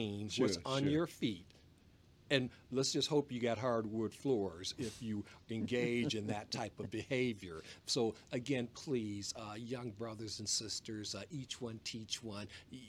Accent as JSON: {"language": "English", "town": "Detroit", "region": "Michigan", "country": "United States", "tie": "born or raised there", "also_born_or_lived": "Washington State", "moved": "yes", "said": "growing up in Detroit, Michigan … my father and mother"}